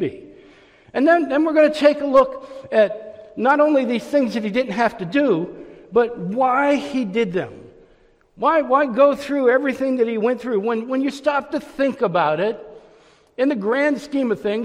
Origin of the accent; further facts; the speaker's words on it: Youngstown, Ohio, United States; moved away as an adult; also born or lived in Orlando; I grew up in Youngstown, Ohio. I left when I was 19 years old